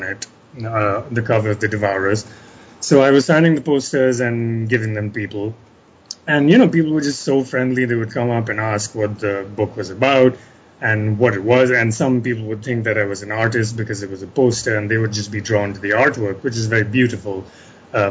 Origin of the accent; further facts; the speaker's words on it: India; I am an Indian writer